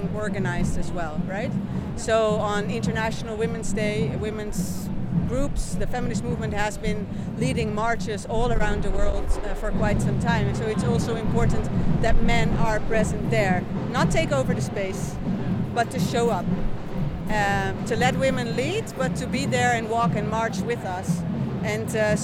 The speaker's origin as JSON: {"language": "English", "country": "Netherlands", "moved": "yes", "lives_now": "Spain", "said": "I am from the Netherlands originally"}